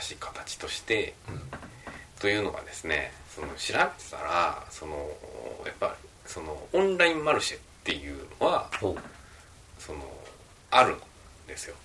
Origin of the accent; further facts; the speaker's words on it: Osaka, Japan; 僕も大阪出身ですけど